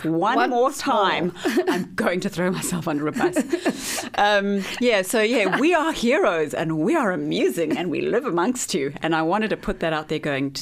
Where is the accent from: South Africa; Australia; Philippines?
South Africa; Johannesburg, Gauteng; moved away as an adult; also born or lived in London / Los Angeles; now in Wellington, New Zealand; I'm from Johannesburg, which is why I'm in Wellington.